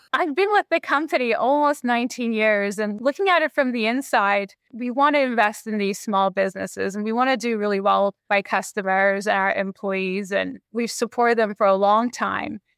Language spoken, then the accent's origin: English; Canada; now in Seattle, United States; I'm Canadian. I grew up in Canada with hockey